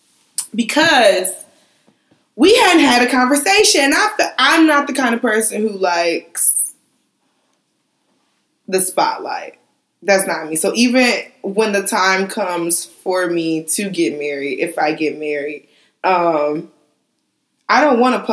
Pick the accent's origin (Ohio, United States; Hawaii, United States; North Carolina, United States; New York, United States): Ohio, United States; Cleveland; we're from Cleveland